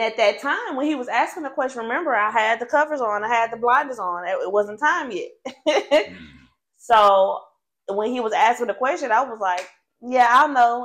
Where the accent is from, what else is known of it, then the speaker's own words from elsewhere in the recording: Nashville, Tennessee, United States; now in Memphis, United States; originally from Nashville